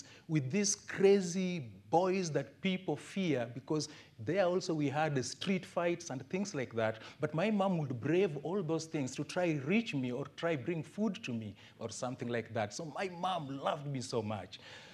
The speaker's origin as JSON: {"language": "English", "town": "Kisumu", "region": "Kisumu County", "country": "Kenya", "tie": "born or raised there", "also_born_or_lived": "Ongata Rongai, Kenya", "lives_now": "Homa Bay, Kenya", "said": "I was born in Kisumu town. My parents lived in a slum. As I was growing up, we were sitting on stones in our house"}